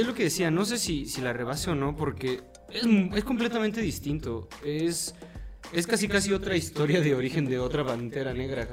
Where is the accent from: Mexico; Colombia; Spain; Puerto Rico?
Mexico; soy mexicano